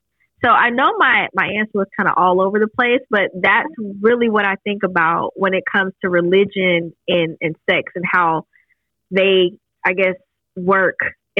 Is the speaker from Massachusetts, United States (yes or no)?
no; Florida, United States; I grew up in the South. Well, I grew up in the military, but my people are very Southern, right? We're from Florida. Some would argue that where I'm from in Florida is Alabama, right?